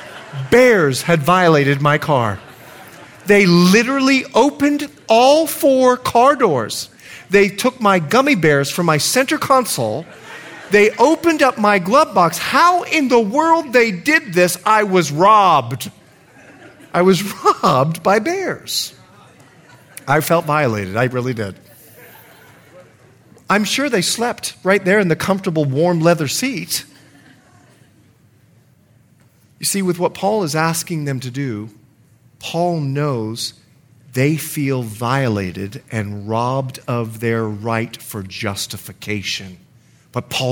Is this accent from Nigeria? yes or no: no; Bahamas; also born or lived in Liberia; now in United States; grew up in the Bahamas where there was a financial crisis